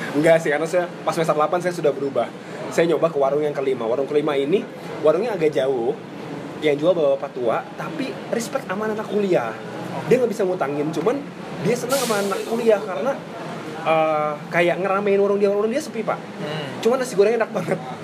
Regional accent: Java, Indonesia; gua orang Jawa

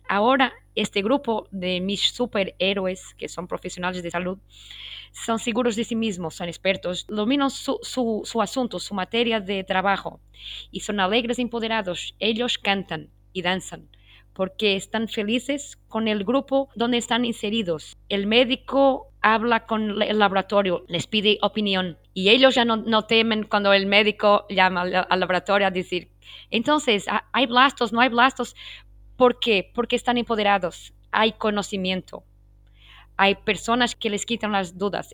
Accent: Portugal; first language Portuguese; Spanish is a second language; muchas obrigada en portugués, que es mi lengua nativa, y tengo mucho orgullo ser portuguesa

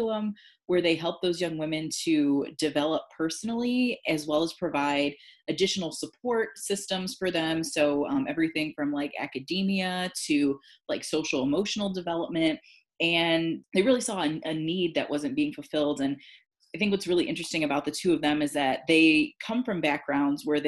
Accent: Cleveland, Ohio, United States; my hometown of Cleveland, Ohio

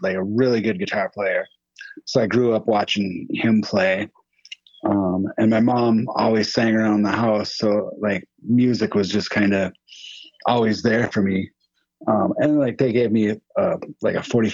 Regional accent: Western Wisconsin, United States; I'm from Western Wisconsin, about an hour from Minneapolis

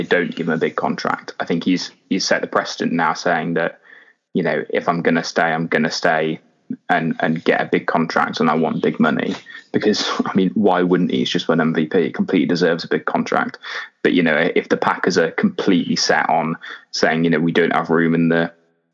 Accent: Leicestershire, East Midlands, United Kingdom; we're all from Leicestershire

